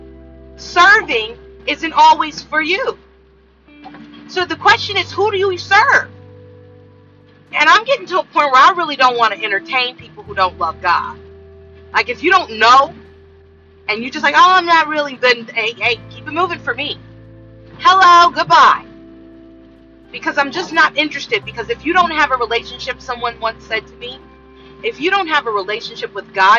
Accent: California, United States; I grew up with in California

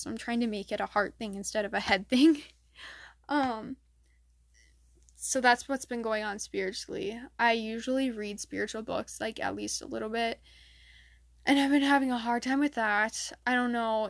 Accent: Michigan, United States; in my state, I'm from Michigan

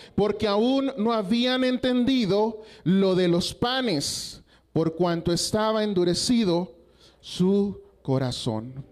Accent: Coahuila, Mexico; moved away as an adult; now in Durango, Mexico; yo soy originario de Coahuila, de allá, eh, donde termina Coahuila, a cinco minutos está Estados Unidos

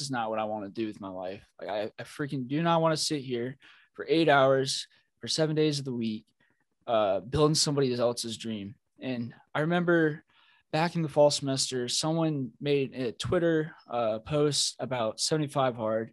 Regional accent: Kentucky, United States; Born and raised in Kentucky.

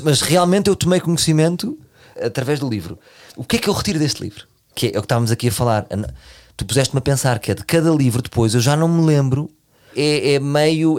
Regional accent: Portugal

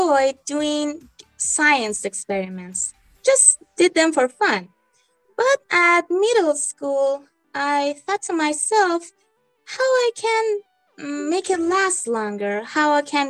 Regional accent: Iran; I'm from Iran, an 18-year-old girl

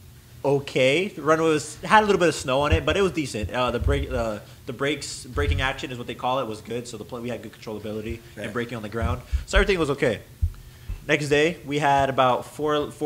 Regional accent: the South, United States; we're from the South

